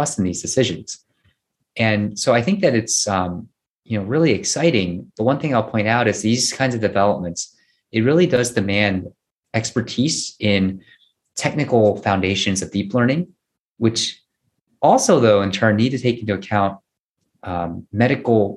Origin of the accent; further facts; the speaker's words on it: United States; I'm Korean American